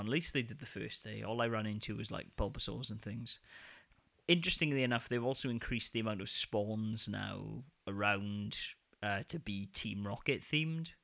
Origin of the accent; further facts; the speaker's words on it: United Kingdom; now in Denmark; my hometown in the U K